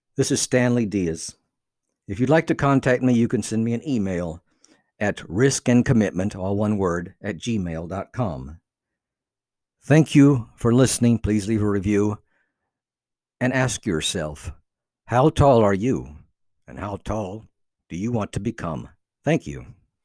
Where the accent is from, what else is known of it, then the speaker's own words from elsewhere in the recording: Cuba; English is a second language; moved away as an adult; also born or lived in North Carolina, United States; now in United States; I had left Cuba to come to America